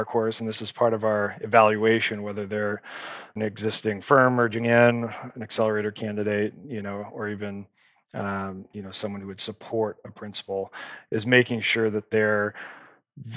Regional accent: Nevada, United States; You might be a Nevadan like I am

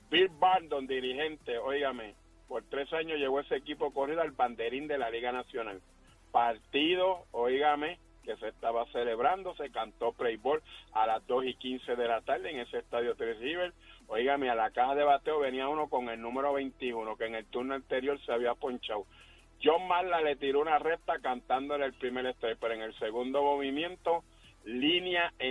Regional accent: Vega Baja, Puerto Rico; todo mi Vega Baja, mi pueblo

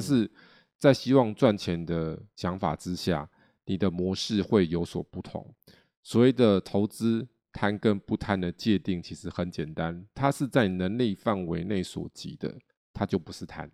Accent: Taiwan; 我们台湾人好像也是团员

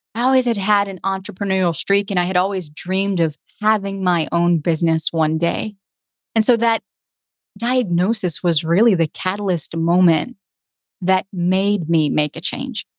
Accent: the South, United States; I was from the South

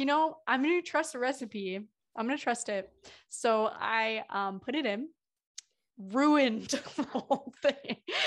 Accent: Midwest, United States; I'm from the Midwest

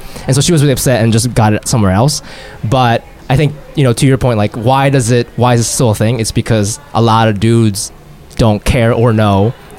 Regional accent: Ohio, United States; I grew up in Ohio

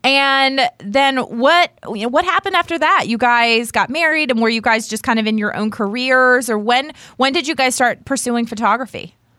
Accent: Northern Virginia, United States; also born or lived in Richmond / Hampton Roads; I grew up in Northern Virginia

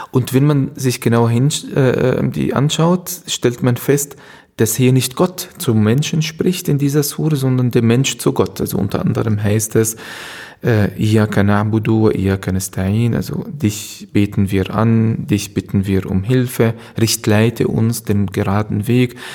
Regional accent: Palestine; now in Germany; Ursprünglich komme ich aus Palästina äh, und äh, 1971 geboren, wenn jemand das Alter wissen will.

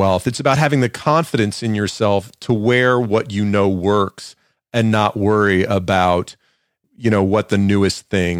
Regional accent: Atlanta, Georgia, United States; moved away; also born or lived in New York; I grew up in the suburbs of Atlanta, in the middle, upper middle class suburbs of Atlanta.

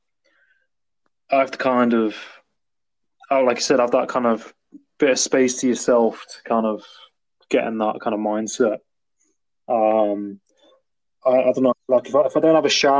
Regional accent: Nottingham, East Midlands, United Kingdom; Well, I'm from where he's from. I'm from Nottingham.

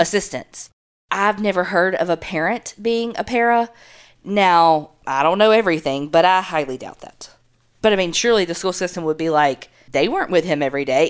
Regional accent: the South, United States; we grew up in the South.

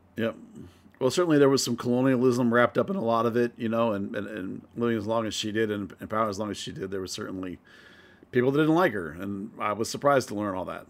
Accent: United States; as an American

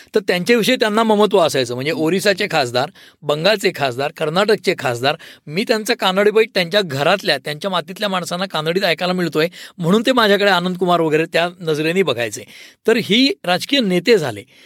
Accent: Pune, Maharashtra, India; also born or lived in Delhi; मी पुणेकर असल्यामुळे

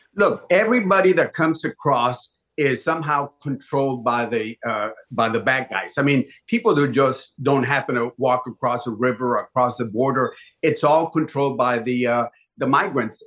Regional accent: Laredo, Texas, United States; my hometown of Laredo

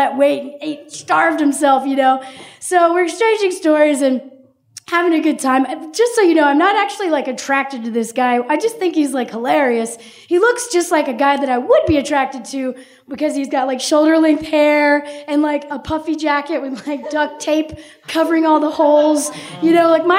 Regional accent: Tennessee, United States; I'm from Tennessee

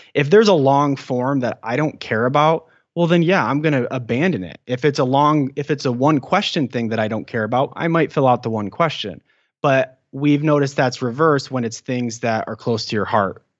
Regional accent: Michigan, United States; moved away as an adult; now in California, United States; I'm from Michigan

